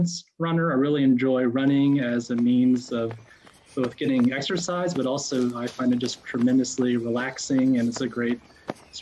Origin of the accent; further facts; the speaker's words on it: Lexington, Kentucky, United States; moved away as an adult; also born or lived in China; now in North Carolina, United States; I grew up in Kentucky, in the lovely burb of Lexington, Kentucky